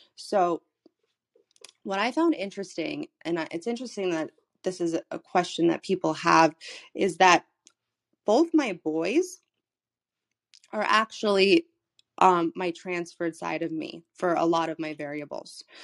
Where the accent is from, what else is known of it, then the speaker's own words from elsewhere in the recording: Florida, United States; moved away as an adult; I'm from Florida, I was living in Florida in the middle of the pandemic